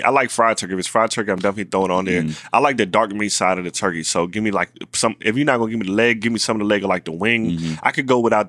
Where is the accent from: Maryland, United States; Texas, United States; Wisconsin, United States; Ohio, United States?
Maryland, United States; Baltimore; I'm from Baltimore. I'm an accountant.